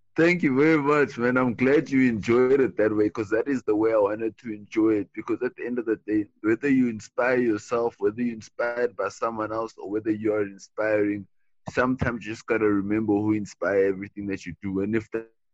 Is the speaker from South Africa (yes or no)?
yes; Cape Town, Western Cape, South Africa; I'm originally from Cape Town, South Africa